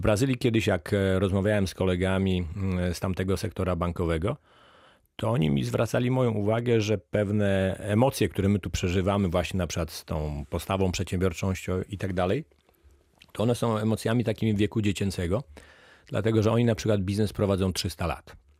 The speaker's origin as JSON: {"language": "Polish", "region": "Lower Silesian Voivodeship", "country": "Poland", "said": "Ja pochodzę z Dolnego Śląska"}